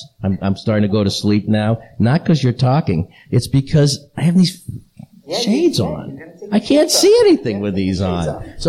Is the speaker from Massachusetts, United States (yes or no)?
yes; Boston, Massachusetts, United States; I'm from Boston, and that means I'm a Boston, a Patriots fan, because I'm from Boston